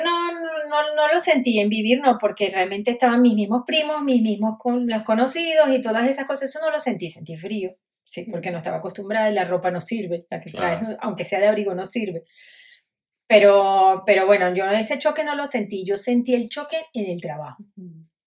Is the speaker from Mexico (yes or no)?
no; Caracas, Capital District, Venezuela; moved away as an adult; also born or lived in Galicia, Spain; now in Spain; me iba caminando desde los Chaguaramos, caminando por el Parque Los Caobos hasta donde estaba el Museo de Bellas Artes y el Museo de Historia Natural para ir a pasar, y era niña